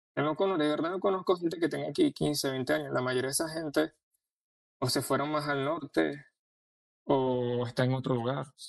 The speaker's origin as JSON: {"language": "Spanish", "country": "Venezuela", "moved": "as an adult", "lives_now": "Orlando, United States", "said": "A mí aquí me tratan como venezolano"}